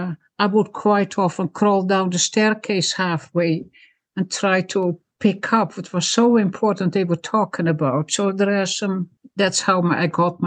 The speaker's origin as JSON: {"language": "English", "town": "Zaandijk", "region": "North Holland", "country": "Netherlands", "tie": "born or raised there", "also_born_or_lived": "Friesland (parents)", "moved": "yes", "lives_now": "Canada", "said": "My parents are from Friesland. I'm a Frisian girl, but I was born in Zandijk, the province of North Holland."}